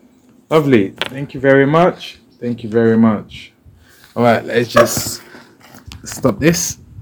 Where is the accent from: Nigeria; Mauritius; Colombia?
Nigeria; What are the challenges you feel we Nigerians are facing?